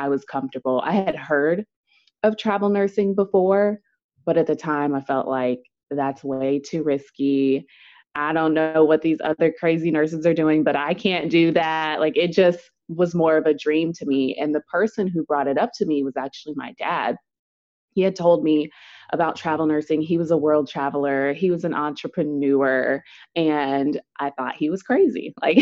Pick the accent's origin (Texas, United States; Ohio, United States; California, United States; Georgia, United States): Texas, United States; Dallas; I am from Dallas, Texas